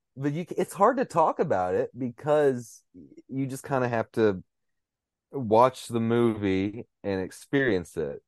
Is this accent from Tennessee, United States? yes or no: yes; Cookeville, Tennessee, United States; moved away; I've got a cousin in, uh, my hometown of Cookville